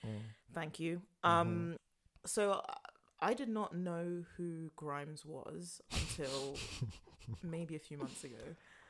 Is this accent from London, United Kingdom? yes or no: yes; London, United Kingdom; And I was born and raised in London. I'm hardly the most, you know, Ghanaian person there is.